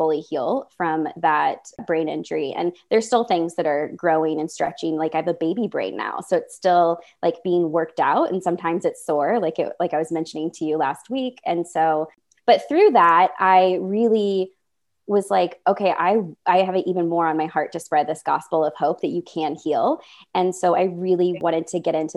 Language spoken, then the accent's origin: English; Midwest, United States; I'm from the Midwest.